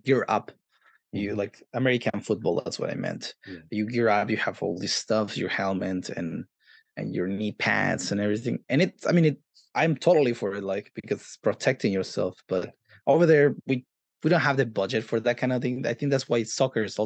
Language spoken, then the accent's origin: English; Mexico City, Mexico; now in Los Angeles, United States; I grew up in Mexico City, and then I moved into different places here and there around the area